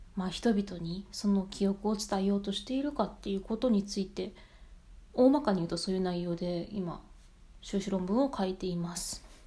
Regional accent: Japan; also born or lived in United Kingdom; now in Canada; 自分自身が日本人として

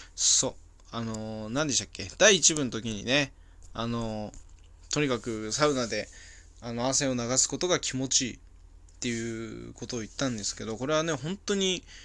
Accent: Hachinohe, Aomori, Japan; moved away as an adult; now in Saitama, Japan; 俺、地元がね、青森県の八戸市なんですけど、その、そこで、幼少期、高校生ぐらいまで過ごしてた

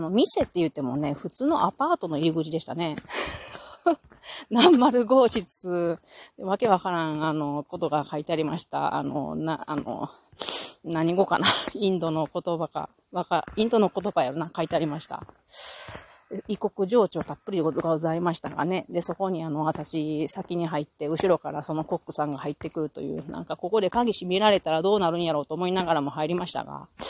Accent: Japan; 日本人だ

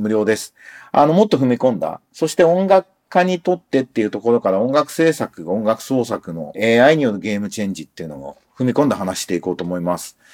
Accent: Japan

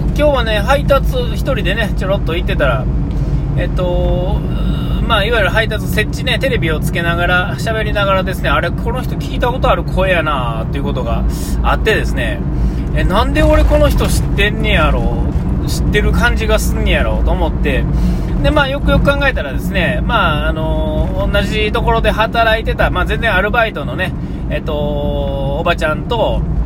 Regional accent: Nara, Japan; 僕奈良ですから

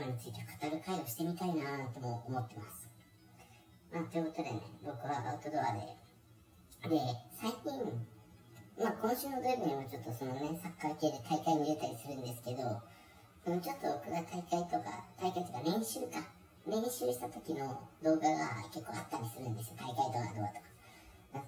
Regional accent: Shizuoka, Japan; moved away; also born or lived in Kanto; 僕ねあの出身 は静岡なんですけど

